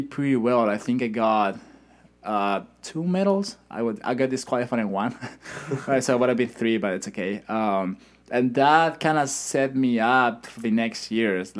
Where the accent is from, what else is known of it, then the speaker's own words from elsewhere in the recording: Madrid, Community of Madrid, Spain; first language Spanish; English is a second language; moved away as an adult; That's the city I'm from